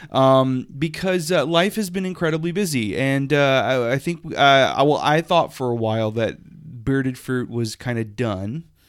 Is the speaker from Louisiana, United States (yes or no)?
yes; Lafayette, Louisiana, United States; now in Hartford, United States; I never had pride happening in my South Louisiana hometown.